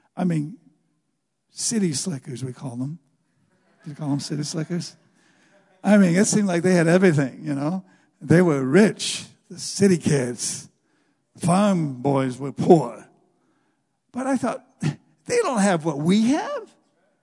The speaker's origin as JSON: {"language": "English", "country": "United States", "said": "as an American"}